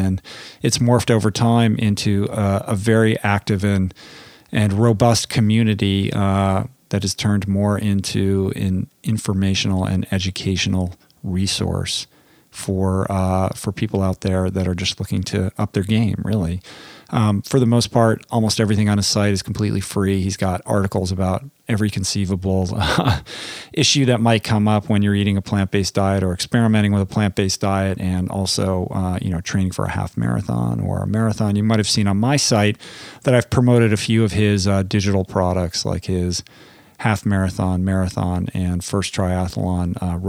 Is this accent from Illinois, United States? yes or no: no; Washington, District of Columbia, United States; So anyway, like I said, I'm in DC. Back home, I grew up here, my hometown, and it was great to go down to the DC Veg Fest.